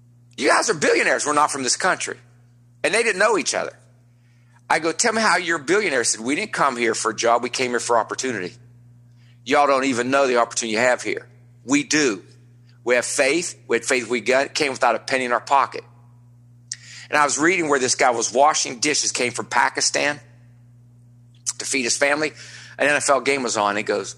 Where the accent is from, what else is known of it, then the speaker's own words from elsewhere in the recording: West Virginia, United States; now in Nevillewood, United States; I live here in Neville Woods. You know where Neville Woods is. You know, I'm like you guys. I'm from West Virginia. And it's fancy up here.